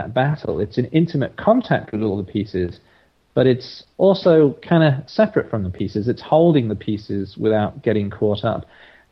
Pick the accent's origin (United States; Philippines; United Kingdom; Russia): United Kingdom; England; now in Australia; I'm originally from England, but I've been in Australia for over 20 years now. So I think of myself as Australian these days